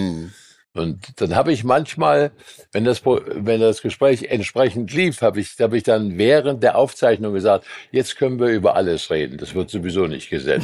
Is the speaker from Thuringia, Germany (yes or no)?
yes; Eisenberg, Thuringia, Germany; also born or lived in Weimar; now in Dresden, Germany; hatte ich eine Band in meinem Heimatort Eisenberg im Ostthüringischen